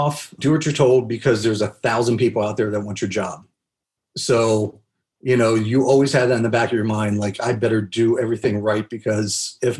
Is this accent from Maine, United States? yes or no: no; Havre de Grace, Maryland, United States; moved away as an adult; also born or lived in Abilene, Texas; now in Los Angeles, United States; I grew up in a small town called Haverty Grace, Maryland